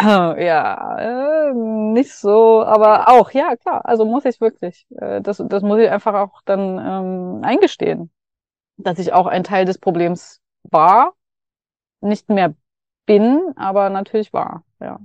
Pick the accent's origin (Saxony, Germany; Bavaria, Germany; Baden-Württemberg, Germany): Saxony, Germany; Dresden; moved away; auf dem Weg nach Dresden wieder, ja. meine Heimat